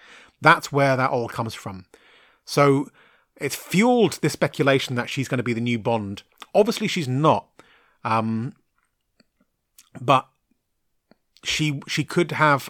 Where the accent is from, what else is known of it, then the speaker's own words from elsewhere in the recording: London, United Kingdom; accent: mixed Cockney Irish; I'm originally from Southwest London, and I was brought up by Irish parents. So when I first moved to the area I live in now, I had what most people believed was like some kind of Australian with a stroke accent.